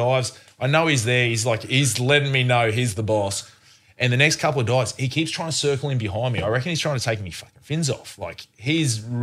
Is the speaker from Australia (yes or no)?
yes; North Queensland, Australia; I grew up in North Queensland, spearfishing